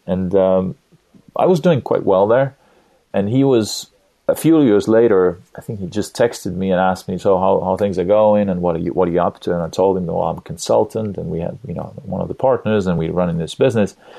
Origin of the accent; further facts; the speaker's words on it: Estonia; also born or lived in California, United States; I live in Tallinn, Estonia right now, a small Nordic country in Europe, Eastern Europe. I have a, a wife, a woman that I love, and three kids. I was born in Soviet Union